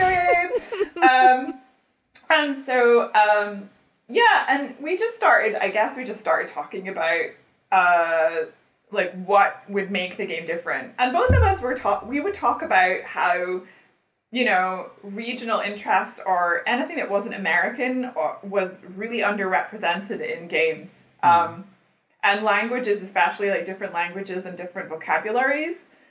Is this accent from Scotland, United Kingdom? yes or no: yes; Scotland, United Kingdom; I'm Scottish